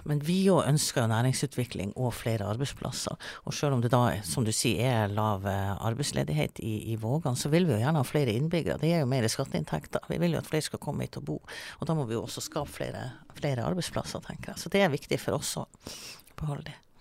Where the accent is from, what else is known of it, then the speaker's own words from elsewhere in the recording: Melbu, Nordland, Norway; now in Svolvær, Norway; jeg kommer fra Melbu. Eh, men jeg flytta jo faktisk til Svolvær i 96